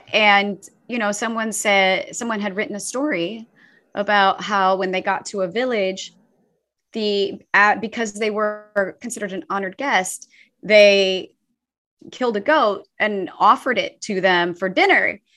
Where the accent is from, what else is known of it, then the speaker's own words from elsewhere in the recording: St. Louis, Missouri, United States; moved away; I grew up in the middle of the United States, uh, in, uh, outside of Saint Louis, Missouri